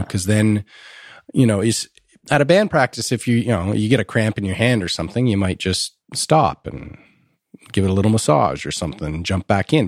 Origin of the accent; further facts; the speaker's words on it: Ottawa, Ontario, Canada; I grew up in Ottawa.